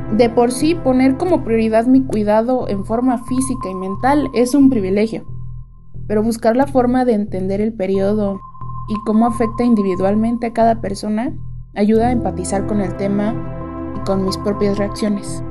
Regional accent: Ciudad Nezahualcóyotl, State of Mexico, Mexico; tengo 20 años y soy de Ciudad Nezahualcóyotl

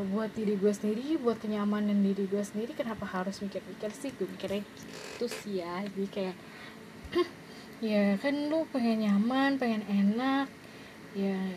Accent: Bandung, West Java, Indonesia; jadi sebenarnya gue tuh orang Bandung gue lahir dan besar di Bandung

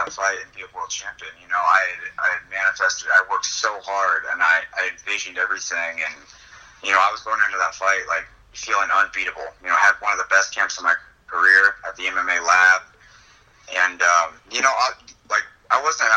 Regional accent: Iowa, United States; I grew up in Iowa as a wrestler

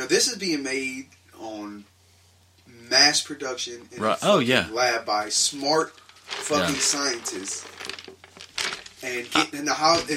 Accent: United States; We're from Pike County

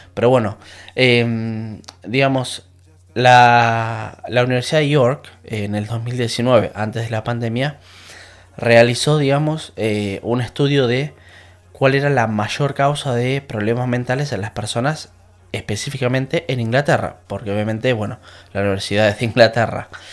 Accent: La Plata, Buenos Aires Province, Argentina; moved away as an adult; now in England, United Kingdom; en Argentina, yo soy de La Plata

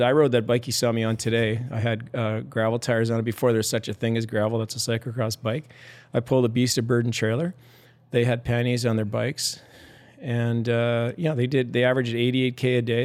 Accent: Sherwood Park, Alberta, Canada; also born or lived in Morinville, Alberta; we moved when I was eleven from the Mournville area, or Mournville, the town of Mournville, north of Edmond, to, uh, a bedroom community, uh, east of Edmonton called Sherwood Park

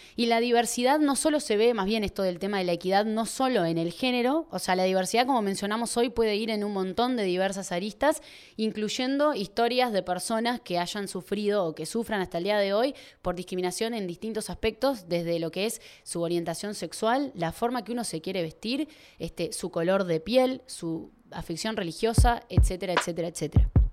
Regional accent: Uruguay; hablo de acá de Uruguay

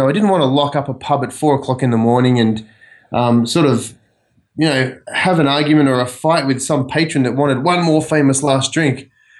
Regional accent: Australia; now in United States; I grew up in Australia, obviously, and I cut my teeth in hotels and pubs. And in Australia, a pub is a pretty big cultural sort of thing.

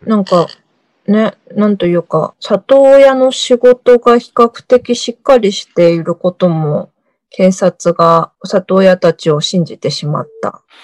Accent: Japan; also born or lived in South Korea; 韓国生まれ、日本育ち、バタバタしてきた韓国人

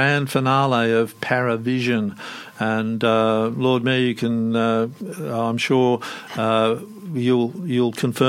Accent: Netherlands; now in Australia; I was born in Holland myself and came out, you know, way, way back in 1950-51. And to me, I'm a naturalised Australian

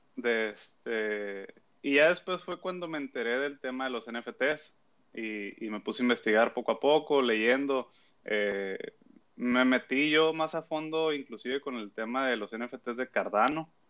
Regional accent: Mexico; soy de acá de México

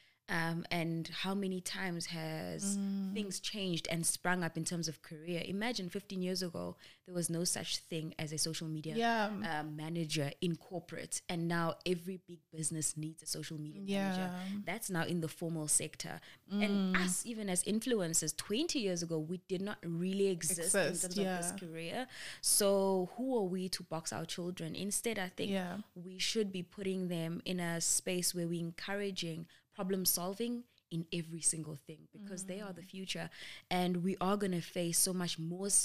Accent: Cape Town, Western Cape, South Africa; moved away; I grew up in Cape Town, five of my closest friends are there, and then the other four are here

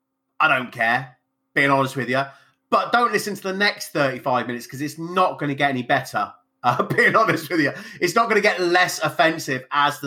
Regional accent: England, United Kingdom; I'm English, but as you can see by the color of my skin, I'm not quite as English as you.

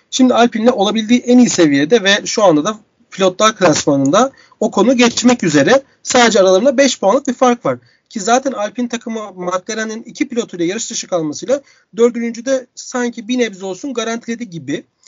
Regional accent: Istanbul, Turkey; İstanbul'a geri döndüm. Büyük bir sevinç, büyük bir kıvançla birlikte memleketime dönmenin

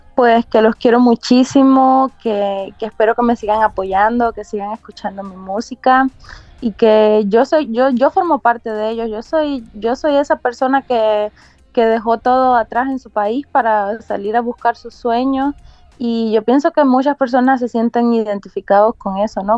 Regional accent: Cuba; moved away as an adult; also born or lived in China; now in Tampa, United States; originalmente soy cubana. Nací en Cuba y a los veinte años salí de Cuba

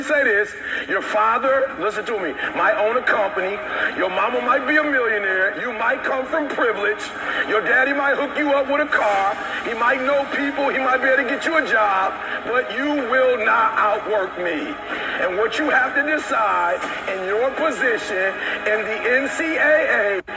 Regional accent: Detroit, Michigan, United States; I'm from Detroit, homeless

